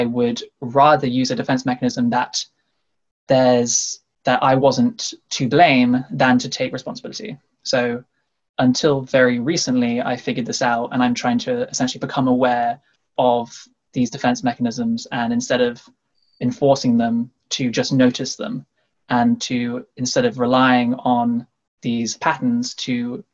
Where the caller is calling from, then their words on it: Sheffield, Yorkshire and the Humber, United Kingdom; I'm coming from the Midlands of the UK, so I'm in Sheffield at the moment.